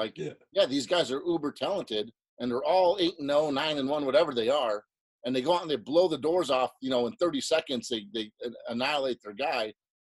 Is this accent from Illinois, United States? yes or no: yes; Chicago, Illinois, United States; I grew up in South Chicago.